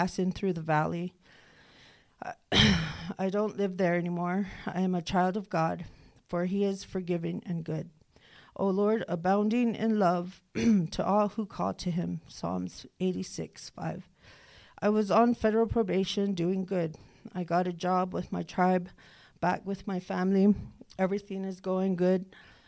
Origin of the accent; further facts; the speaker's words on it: Northern Cheyenne Reservation, Montana, United States; I'm from the Northern Cheyenne Reservation